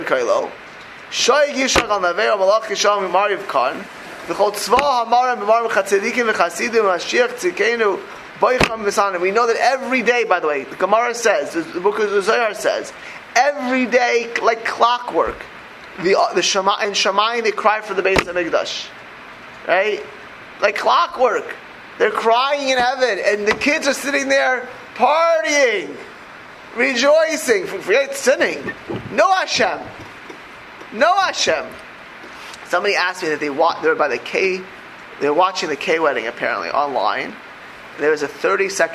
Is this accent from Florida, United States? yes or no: yes; Miami Beach, Florida, United States; I grew up in South Beach, in Miami Beach, Florida